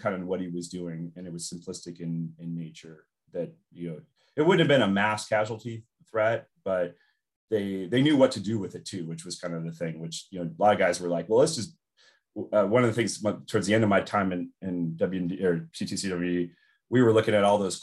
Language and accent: English; Los Angeles, California, United States; also born or lived in San Diego; I grew up in Los Angeles and went to school in San Diego